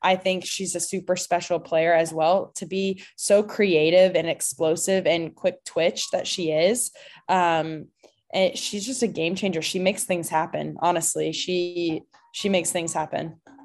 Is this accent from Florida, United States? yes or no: no; Clarksville, Tennessee, United States; also born or lived in Franklin, Tennessee; now in Louisville, United States; I'm from Clarksville, Tennessee, but my family, um, we moved to Franklin when I was in eighth grade